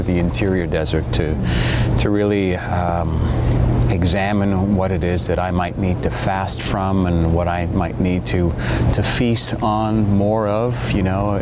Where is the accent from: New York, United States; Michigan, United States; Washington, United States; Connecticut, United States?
New York, United States; New York City; I was born here in New York City, and we lived here in the city, and then we moved to the suburbs.